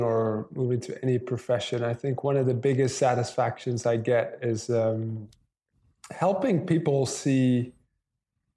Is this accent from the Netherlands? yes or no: yes; Netherlands; moved away as an adult; now in Chiang Mai, Thailand; I'm actually from the Netherlands originally, but been living in Thailand, Chiang Mai, Thailand for the last 12 years